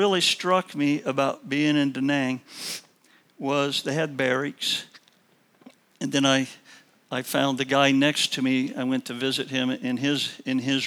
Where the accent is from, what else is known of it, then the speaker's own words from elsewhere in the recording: Illinois, United States; moved away; I was also from Illinois